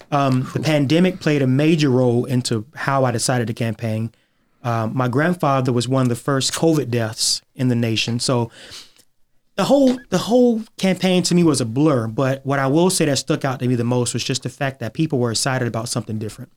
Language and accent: English; Augusta, Georgia, United States; I was born and raised in Augusta